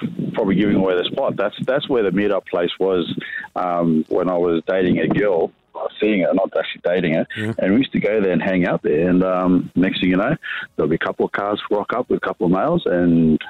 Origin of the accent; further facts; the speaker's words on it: Queensland, Australia; Well, I'm from Queensland